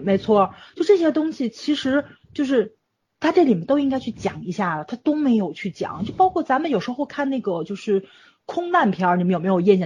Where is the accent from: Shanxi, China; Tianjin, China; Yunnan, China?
Tianjin, China; 我们天津这边